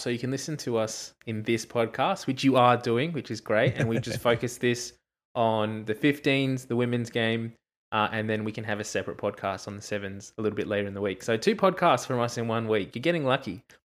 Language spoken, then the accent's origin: English; Australia; This is a weird place to be in as an Australian rugby fan. I won't say as a Wallabies fan, but just as an Australian rugby in general.